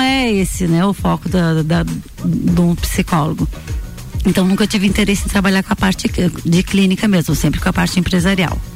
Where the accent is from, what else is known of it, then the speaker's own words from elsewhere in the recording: Lages, Santa Catarina, Brazil; also born or lived in Florianópolis / Itajaí / Balneário Camboriú; eu sou lagiana